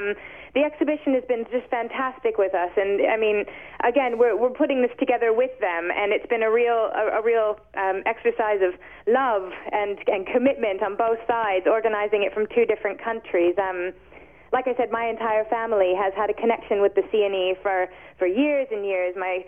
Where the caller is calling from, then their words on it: London, United Kingdom; Yep, that's exactly it. We're calling from London.